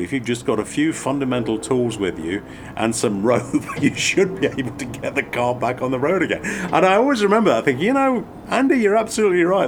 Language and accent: English; England, United Kingdom; moved away as an adult; also born or lived in France; now in North America; as a kid growing up in England